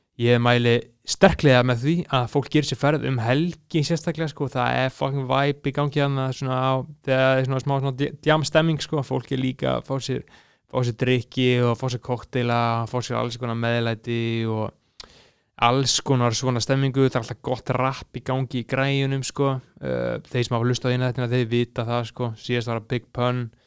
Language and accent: Icelandic; Iceland; við sem Íslendingar